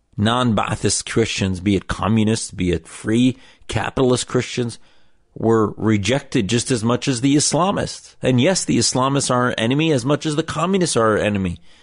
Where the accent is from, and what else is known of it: United States